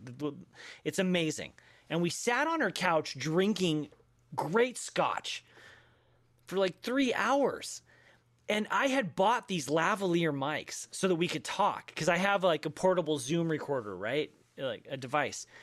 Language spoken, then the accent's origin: English; Denver, Colorado, United States; I grew up in Denver